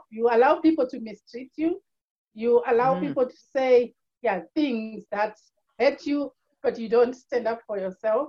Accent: Zimbabwe; moved away as an adult; now in Ireland; I'm originally from Zimbabwe, born and raised.

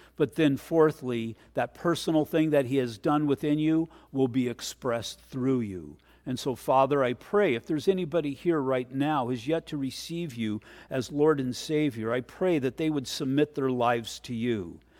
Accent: United States; I'm an American. I love America and I love this nation

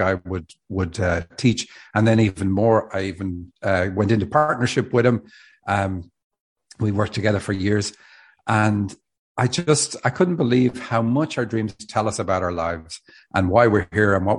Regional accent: Dublin, Leinster, Ireland; moved away as an adult; now in Seattle, United States; I live in Seattle. I'm from Dublin, Ireland. Moved to Seattle 10 years ago

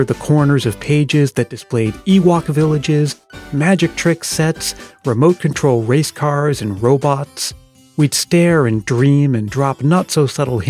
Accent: New England, United States; We grew up in New England, mainly during the 80s.

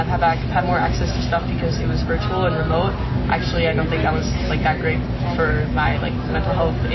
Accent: Richmond, Virginia, United States; I'm from Richmond, Virginia

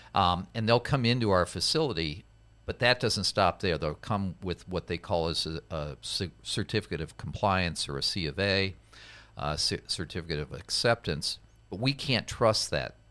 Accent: Iowa, United States; I grew up in the Midwest in Iowa

